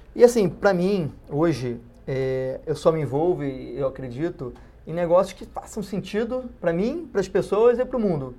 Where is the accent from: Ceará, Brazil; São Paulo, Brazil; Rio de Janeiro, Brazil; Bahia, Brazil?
Rio de Janeiro, Brazil; Os dois são cariocas, como, assim como eu